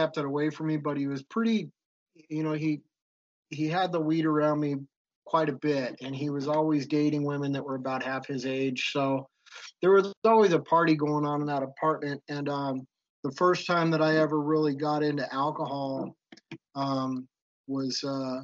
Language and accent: English; Anaheim, California, United States; also born or lived in Orange, California; I grew up in Anaheim Hills, which was kind of the pinnacle of Orange County.